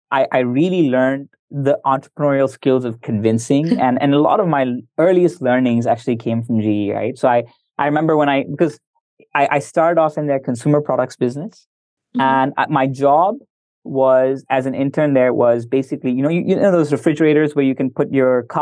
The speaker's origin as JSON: {"language": "English", "country": "India", "said": "And I'm I'm I'm Indian. I've I've been in Indonesia. I'm comfortable with the U.S."}